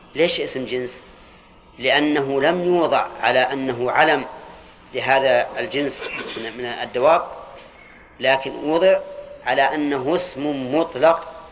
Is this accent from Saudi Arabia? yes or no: yes; Al-Qassim, Saudi Arabia; عندنا في القصيم